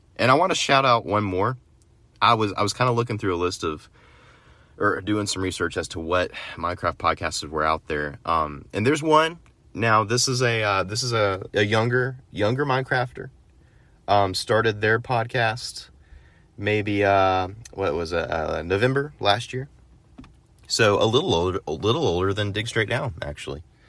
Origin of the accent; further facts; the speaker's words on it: United States; as an American